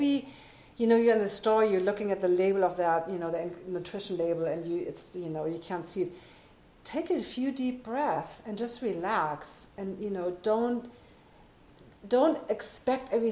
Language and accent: English; Germany; moved away; I'm born and raised on the Autobahn